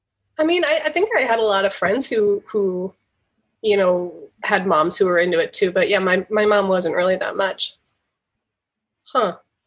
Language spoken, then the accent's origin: English; Grand Rapids, Michigan, United States; I'm from Michigan.